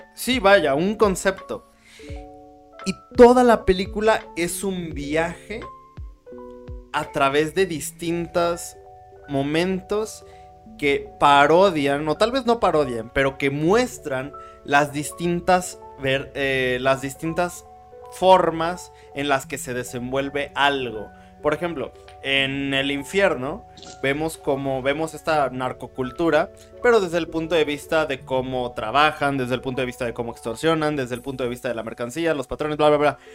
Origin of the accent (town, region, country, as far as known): Mexico